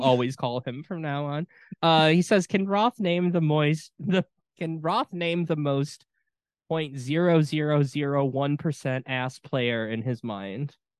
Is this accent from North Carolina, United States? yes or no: no; Wisconsin, United States; growing up in Wisconsin.